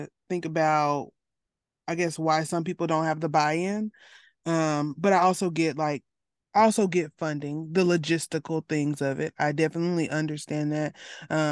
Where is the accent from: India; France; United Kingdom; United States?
United States; Arkansas; I'm from Arkansas